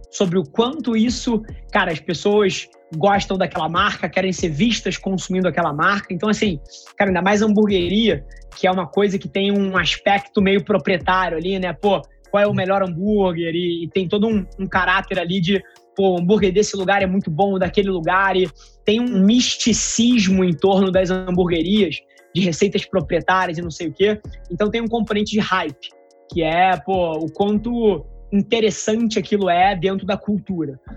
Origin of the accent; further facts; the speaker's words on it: Cabo Frio, Rio de Janeiro, Brazil; sou aqui de Cabo Frio, vi que você tá, pô, pela cidade